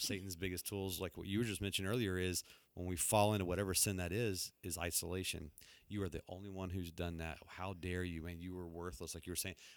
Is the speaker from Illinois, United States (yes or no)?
no; Texas, United States; moved away; I grew up down in Texas